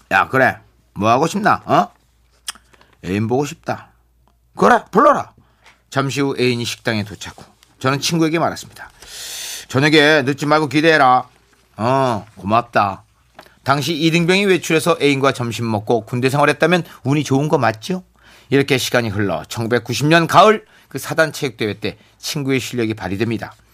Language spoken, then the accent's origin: Korean; Jeju, South Korea; 저는 제주도 출신으로 1989년 해병대 소위